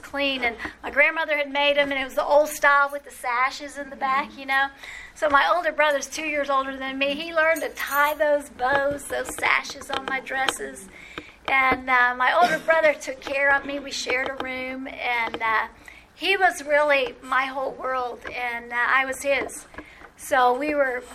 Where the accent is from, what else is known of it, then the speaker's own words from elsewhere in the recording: New Orleans, Louisiana, United States; I grew up in New Orleans